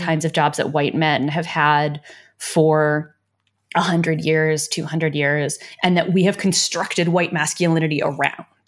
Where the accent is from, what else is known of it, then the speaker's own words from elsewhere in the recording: United States; I say this as an American